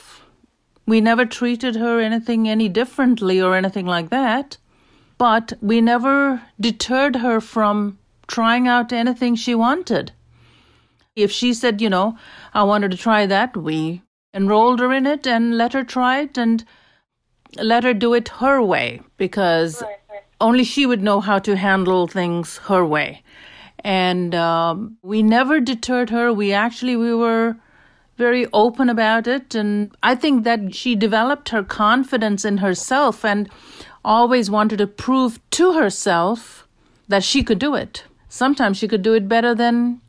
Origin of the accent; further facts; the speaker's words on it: India; now in Canada; we're from originally from India